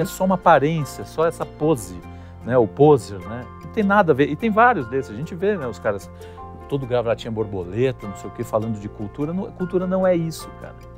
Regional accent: Brazil; nós somos brasileiros

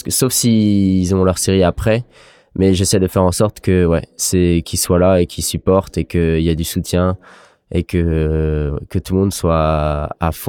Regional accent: Brittany, France; c'était un truc que j'ai appris euh, en tant que Breton, quoi. Enfin, identitaire, on est fier et à chaque fois qu'on est en équipe de Bretagne

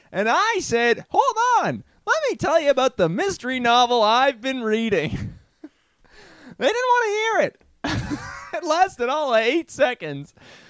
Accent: Toronto, Ontario, Canada; accent: Toronto; I'm originally from Toronto, but then I got the call, and it looks like I'm heading out to Brooklin.

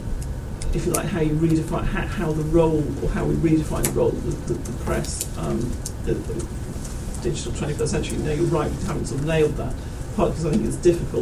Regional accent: United Kingdom; I'm British

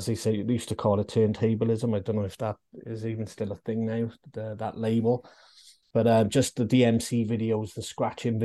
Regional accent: Newport, Wales, United Kingdom; I'm from Newport.

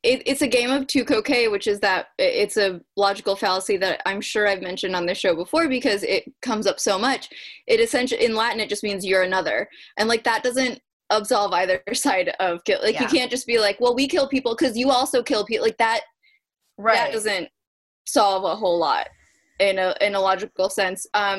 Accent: Ireland; ironically, because I'm the Irish one.

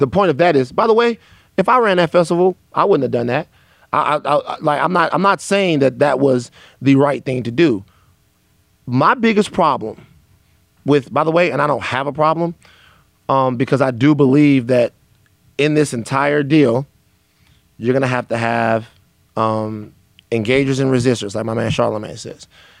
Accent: the South, United States; this is a problem even from growing up in the South, is I have a problem with Black people not wanting to hurt white people's feelings.

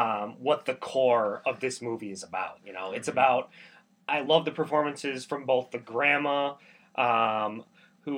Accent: United States; I'm American

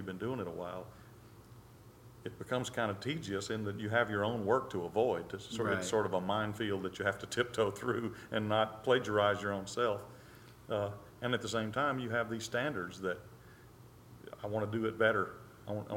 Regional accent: Mississippi, United States; I come from Mississippi and I came through the Mississippi public school system

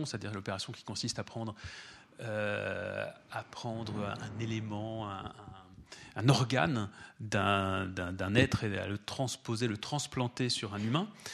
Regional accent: France; chez nous en France

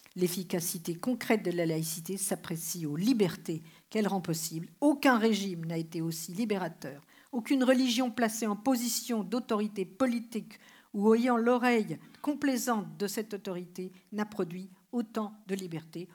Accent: France; je suis française

